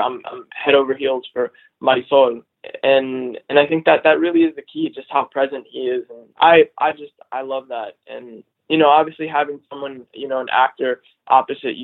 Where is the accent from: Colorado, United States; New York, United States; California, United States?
California, United States; Los Angeles; I grew up in Los Angeles